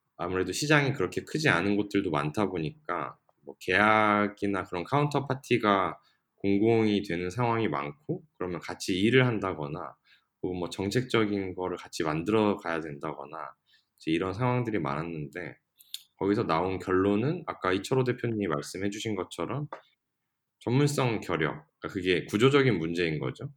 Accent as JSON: {"language": "Korean", "town": "Gangneung", "region": "Gangwon", "country": "South Korea", "tie": "born or raised there", "moved": "yes", "said": "저처럼 강릉이 고향이고 다시 뭐 나갔다가 돌아온 케이스."}